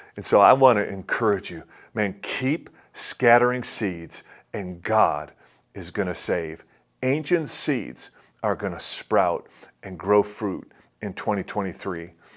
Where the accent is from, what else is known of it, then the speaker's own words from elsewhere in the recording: Detroit, Michigan, United States; I'm from Detroit